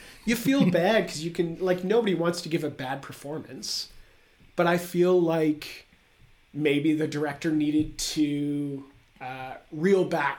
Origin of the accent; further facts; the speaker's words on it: Canada; As a Canadian, I think we have to.